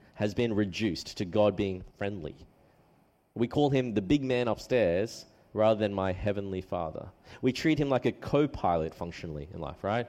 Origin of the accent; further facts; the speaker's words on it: Australia; also born or lived in New South Wales / Queensland; although I'm Australian, I do have a Chinese background